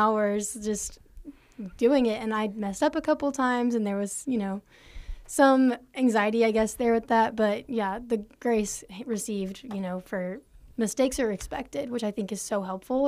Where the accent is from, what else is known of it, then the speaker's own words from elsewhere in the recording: Austin, Texas, United States; now in Abilene, United States; I'm from Austin, Texas